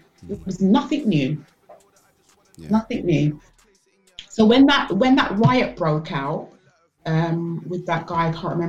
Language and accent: English; London, United Kingdom; moved away as an adult; now in Bedfordshire, United Kingdom; I grew up in Tottenham. I'm a Tottenham girl, even though I'm in Bedfordshire now.